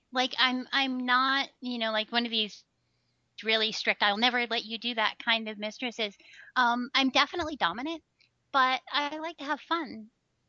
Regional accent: Texas, United States; I'm originally from Texas. And I travel around the country. I never know where I'm going to be.

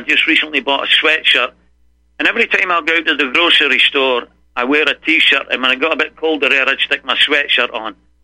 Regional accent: Falkirk, Scotland, United Kingdom; now in Austin, United States; I'm from Falkirk, which is midway between Glasgow and Edinburgh

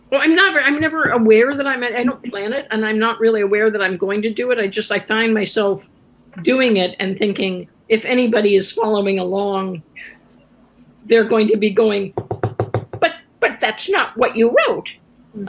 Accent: Columbus, Ohio, United States; moved away as an adult; now in San Francisco, United States; I grew up in Columbus, Ohio, which has a lot of history

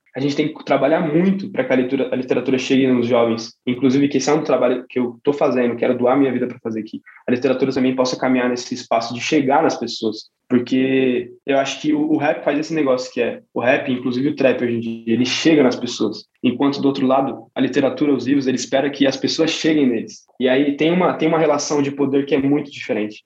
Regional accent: São Paulo, Brazil; na minha quebrada e na, em algumas quebradas de São Paulo

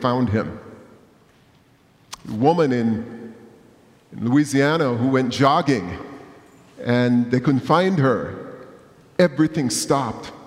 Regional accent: Jamaica; moved away; growing up in Jamaica

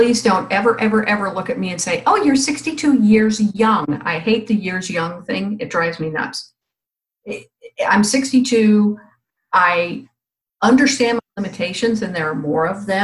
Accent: California, United States; accent: very flat accent; also born or lived in Virginia; now in North Carolina, United States; I'm from California. Originally. And we have it's very flat accent out there

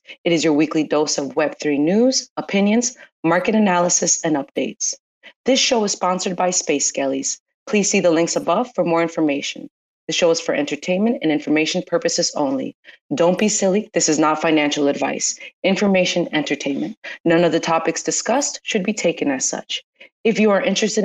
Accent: United States; as an American citizen

